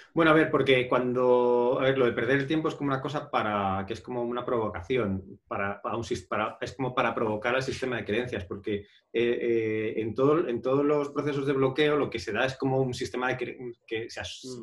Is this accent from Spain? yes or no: yes; Madrid, Community of Madrid, Spain; yo en realidad soy de Madrid